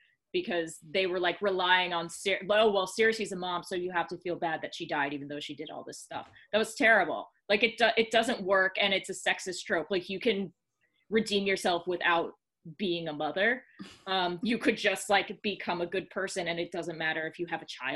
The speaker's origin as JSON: {"language": "English", "region": "the South", "country": "United States", "tie": "born or raised there", "moved": "yes", "said": "I grew up in the South"}